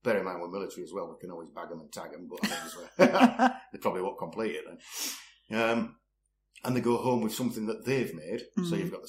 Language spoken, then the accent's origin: English; Leeds, Yorkshire and the Humber, United Kingdom; now in Richmond, United Kingdom; born and bred in Leeds.